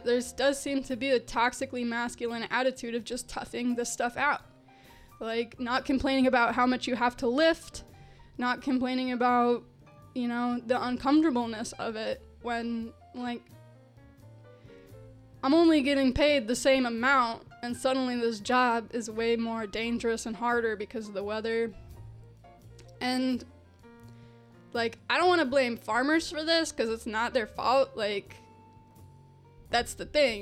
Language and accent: English; Arizona, United States; now in Chicago, United States; I'm from Arizona